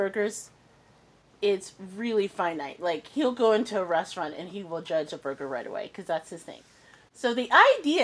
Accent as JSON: {"language": "English", "town": "Indianapolis", "region": "Indiana", "country": "United States", "tie": "born or raised there", "also_born_or_lived": "Mississippi", "said": "I grew up in Indianapolis"}